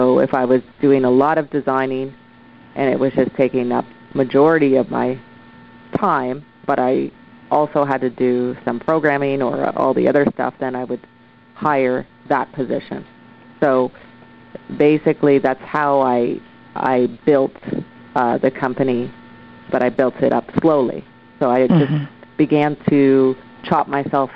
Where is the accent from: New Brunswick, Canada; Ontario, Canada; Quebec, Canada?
Ontario, Canada; Oshawa; now in Vancouver, Canada; I'm originally from Oshawa, Ontario. I moved across Canada to Vancouver, BC, and set up shop.